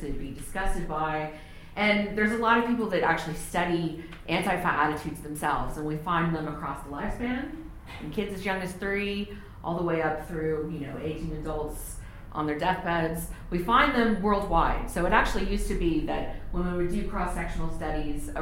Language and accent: English; Texas, United States; moved away as an adult; now in Palmerston North, New Zealand; I was born and raised in Texas in the United States